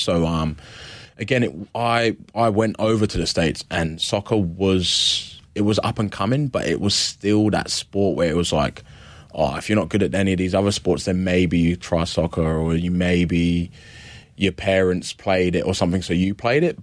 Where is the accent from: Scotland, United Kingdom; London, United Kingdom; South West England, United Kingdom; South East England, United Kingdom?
London, United Kingdom; also born or lived in Adelaide, Australia; now in Victoria, Australia; I grew up in London, England. Um, central London